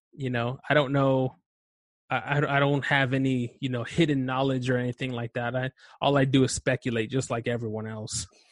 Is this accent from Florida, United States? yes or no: no; Los Angeles, California, United States; also born or lived in Chihuahua, Mexico; I grew up in Los Angeles, um, East